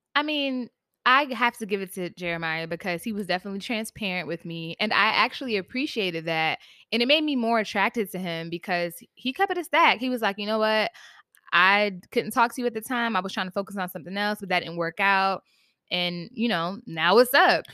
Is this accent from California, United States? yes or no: no; Virginia, United States; now in New York, United States; shout out to the seven five, that's where I'm from